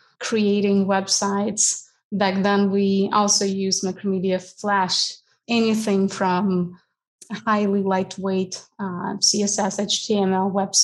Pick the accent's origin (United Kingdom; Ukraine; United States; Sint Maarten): Ukraine; moved away as an adult; I'm originally from Ukraine, where I spent 27 years of my life.